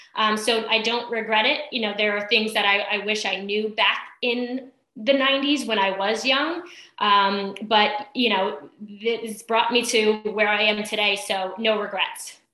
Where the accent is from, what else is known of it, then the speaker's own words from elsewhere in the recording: East Islip, New York, United States; moved away as an adult; also born or lived in Brentwood, New York; now in Cortlandt Manor, United States; originally grew up in East Islip